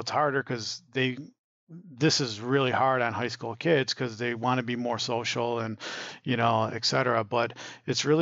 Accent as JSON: {"language": "English", "area": "a little town south of Ann Arbor", "region": "Michigan", "country": "United States", "tie": "born or raised there", "also_born_or_lived": "Detroit area", "moved": "yes", "said": "I grew up in Michigan in a little town south of Ann Arbor."}